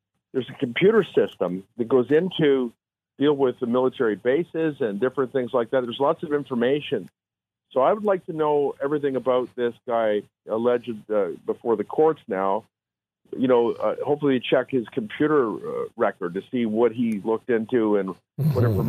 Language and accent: English; Canada; We're all Canadian. We can't stand for this.